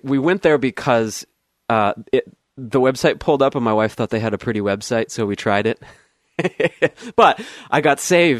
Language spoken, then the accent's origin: English; United States; moved away as an adult; also born or lived in Southern California / Arizona / Flagstaff, Arizona; now in Oregon, United States; I grew up in Southern California and also Arizona. My wife and I moved here in 2008.